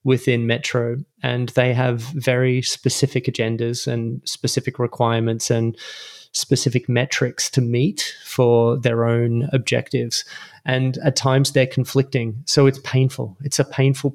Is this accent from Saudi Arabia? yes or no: no; Melbourne, Victoria, Australia; moved away as an adult; also born or lived in London, United Kingdom; now in Los Angeles, United States; I was born and raised in Melbourne, Australia